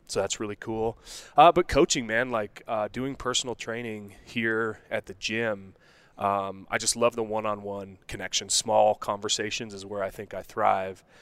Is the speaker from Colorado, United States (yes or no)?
yes; Denver, Colorado, United States; also born or lived in Morgantown, West Virginia / Golden, Colorado / Wheat Ridge, Colorado; Denver, Colorado. Born and raised